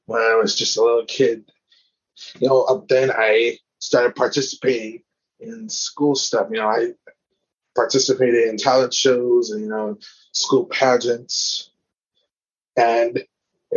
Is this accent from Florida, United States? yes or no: no; Inglewood, California, United States; I was born in Inglewood, California